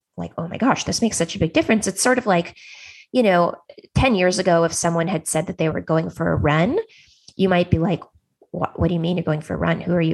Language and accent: English; Silicon Valley, California, United States; I grew up in Silicon Valley.